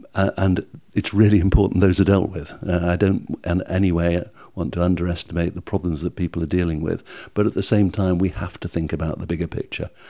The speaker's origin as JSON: {"language": "English", "country": "United Kingdom", "said": "we're British"}